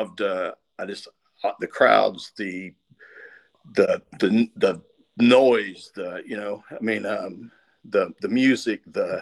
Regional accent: Tennessee, United States; also born or lived in California; My grandpa lived here

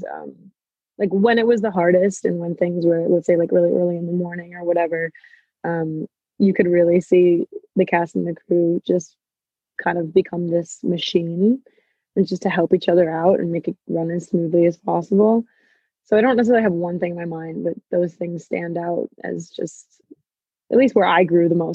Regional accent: United States; I'm American

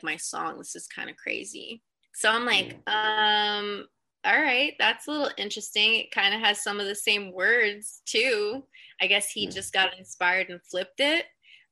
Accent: United States; I'm from the East Coast, you know, New York, New Jersey area

